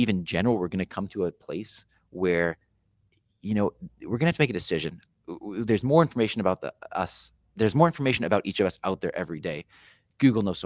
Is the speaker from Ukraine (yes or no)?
no; Canada; being a Canadian